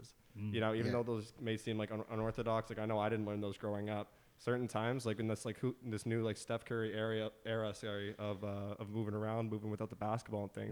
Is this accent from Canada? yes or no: yes; Burlington, Ontario, Canada; also born or lived in Toronto; I was born in Burlington, Ontario.